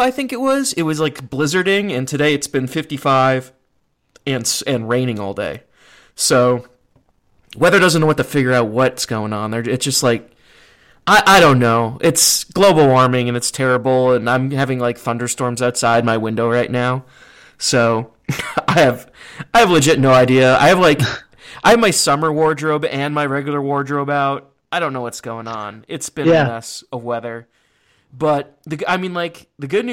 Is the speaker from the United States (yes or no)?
yes; Cleveland, Ohio, United States; moved away; also born or lived in Richmond, Virginia; I'm from Cleveland